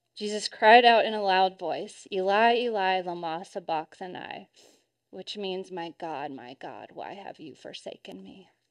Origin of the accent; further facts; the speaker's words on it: Arkansas, United States; I grew up in Arkansas, right around Tornado Alley